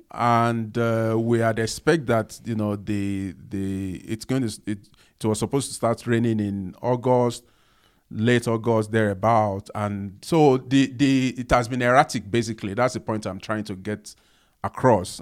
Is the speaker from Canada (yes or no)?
no; Lagos, Nigeria; I also grow up, you know, not in a posh, um, environment, you know, growing up in Nigeria, Lagos